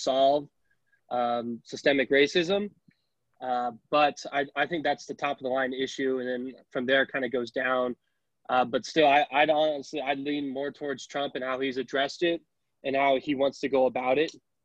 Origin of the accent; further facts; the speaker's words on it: Arizona, United States; moved away as an adult; also born or lived in Indiana; I'm from Arizona. I went to school out in Indiana, so I got a little bit of the Midwest in me.